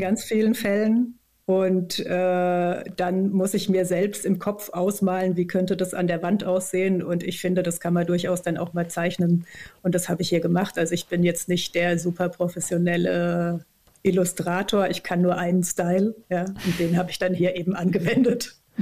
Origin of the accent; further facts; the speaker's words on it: Germany; moved away as an adult; also born or lived in Saint-Étienne, France / Berlin; Ich bin auf dem Land aufgewachsen, im südlichen Odenwald, ähm, also ungefähr zwischen äh, Heidelberg und Würzburg